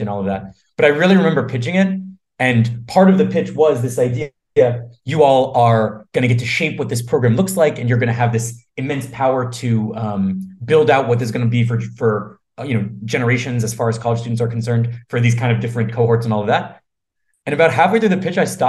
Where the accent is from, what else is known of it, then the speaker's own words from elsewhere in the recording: Boston, Massachusetts, United States; I grew up in Boston